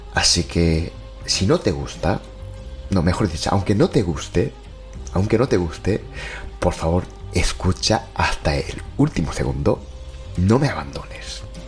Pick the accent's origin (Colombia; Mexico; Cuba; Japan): Japan; now in Spain; soy de Japón